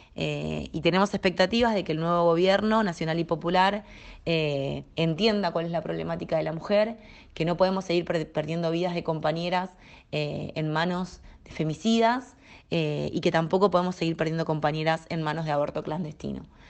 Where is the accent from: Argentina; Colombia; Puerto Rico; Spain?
Argentina; also born or lived in La Plata, Buenos Aires; soy argentina, vivo en la ciudad de La Plata, que es la capital de la provincia de Buenos Aires